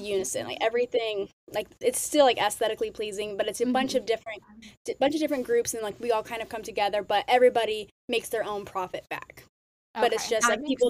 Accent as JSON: {"language": "English", "town": "West Lafayette", "region": "Indiana", "country": "United States", "said": "So I am from West Lafayette, Indiana, small town in the Midwest"}